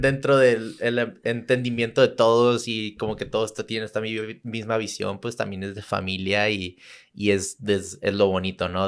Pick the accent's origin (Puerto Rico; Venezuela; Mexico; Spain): Mexico; Tijuana, Baja California; also born or lived in San Diego / Santa Cruz; soy de San Diego, pero crecí en Tijuana